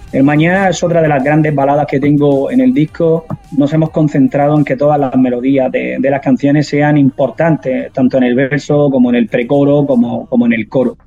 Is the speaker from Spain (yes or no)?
yes; Andalusia, Spain; tiene la raíz de mi tierra